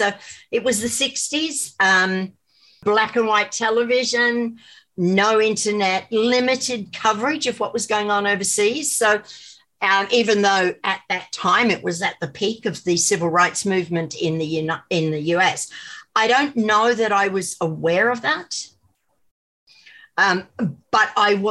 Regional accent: India; born there; I was born in India.

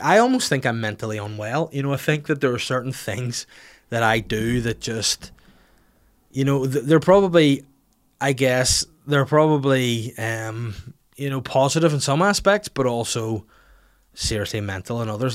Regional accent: Bangor, Northern Ireland, United Kingdom; on the high street in my hometown in Bangor

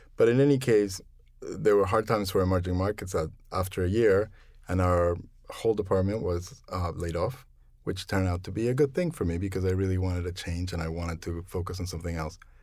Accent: Mexico City, Mexico; moved away as an adult; also born or lived in Philadelphia; now in New York, United States; I'm originally from Mexico City, and I've lived in New York for about twenty-five years

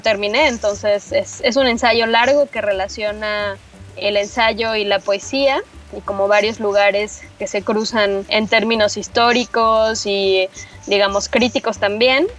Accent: Teotihuacán, State of Mexico, Mexico; yo crecí en Teotihuacán, que es esta zona arqueológica fabulosa que está en el Estado de México. Ahí pasé toda mi infancia y parte de mi adolescencia.

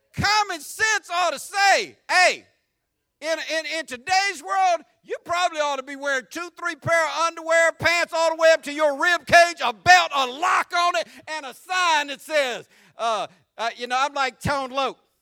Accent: Jacksonville, Florida, United States; accent: country; also born or lived in San Diego, California / England; I learned to talk like this on the west side of Jacksonville

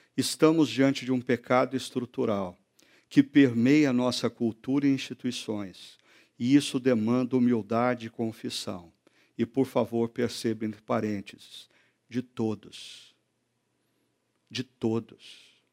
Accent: Brazil; Nós, brasileiros

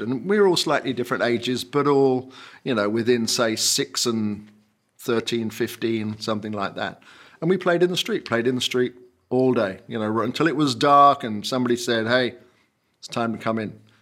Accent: Kent, South East England, United Kingdom; also born or lived in Northampton, England; when I was three, my parents moved to Kent, and I went a couple of years later

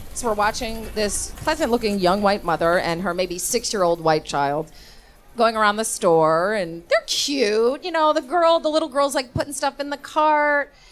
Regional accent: Davenport, Iowa, United States; I am from Davenport, Iowa. I grew up in a trailer park

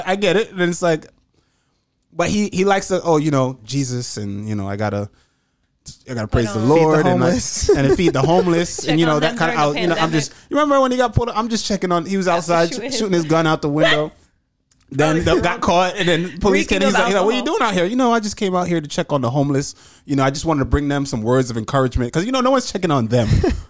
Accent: Jamaica; I was born here, but I was raised in Jamaica, mm-hmm. and I'm constantly back and forth.

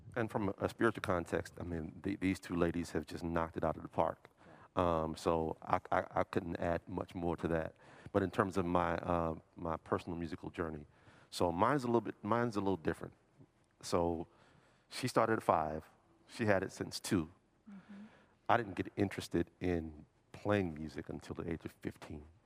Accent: New Orleans, Louisiana, United States; moved away; I'm from New Orleans originally

